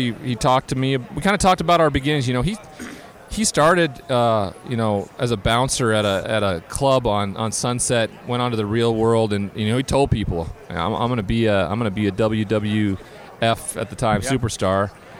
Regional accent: Montana, United States; I grew up in Montana.

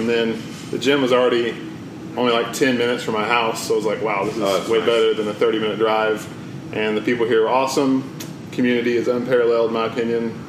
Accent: Chattanooga, Tennessee, United States; also born or lived in Cookeville, Tennessee / Nashville, Tennessee / Hendersonville, Tennessee; I'm from Chattanooga.

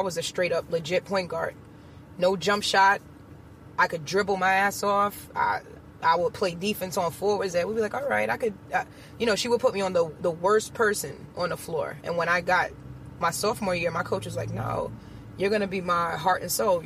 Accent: New York City, New York, United States; also born or lived in Long Island; I lived in Queens until I was about maybe 11. Moved out to Long Island.

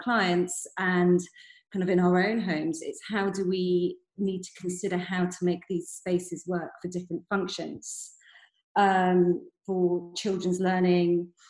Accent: United Kingdom; moved away as an adult; now in Netherlands; So I'm a British interior designer, but I've been based in the Netherlands for about 7 years now.

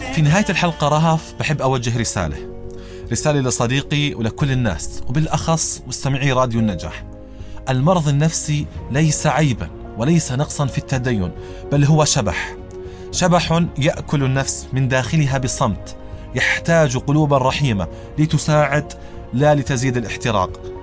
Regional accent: Jordan; عندنا بالأردن

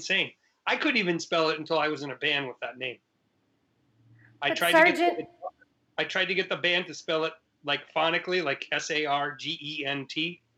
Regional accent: Ludlow, Massachusetts, United States; moved away as an adult; also born or lived in Boston, Massachusetts; now in New York City, United States; I grew up in Massachusetts. My town was Ludlow

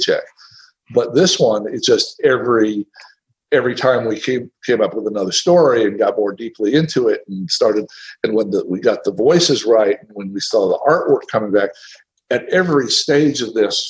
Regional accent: Tennessee, United States; moved away; I'm from Tennessee

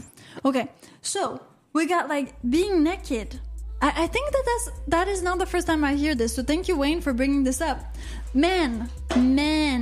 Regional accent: Canada; I'm Canadian

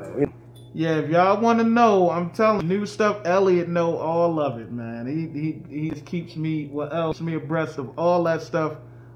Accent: New York, United States; I'm from New York, and I can't.

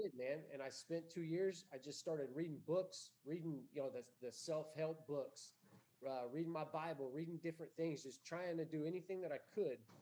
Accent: Bandera, Texas, United States; I'm from Bandera.

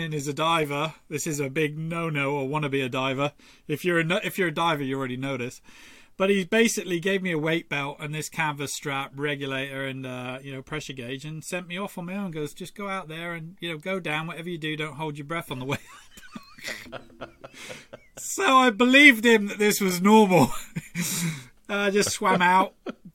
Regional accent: Torquay, South West England, United Kingdom; I grew up in Torquay

